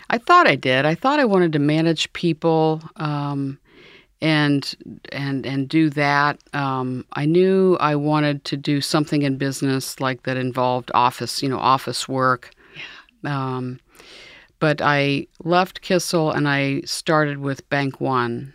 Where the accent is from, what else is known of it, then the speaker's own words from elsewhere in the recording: New Carlisle, Ohio, United States; I grew up uh, near Dayton, Ohio